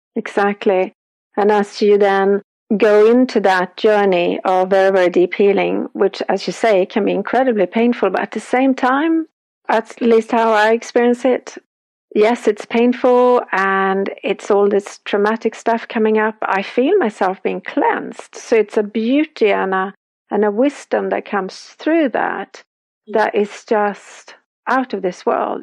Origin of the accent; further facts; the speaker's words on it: Sweden; I'm from Sweden, so we have our Nordic goddesses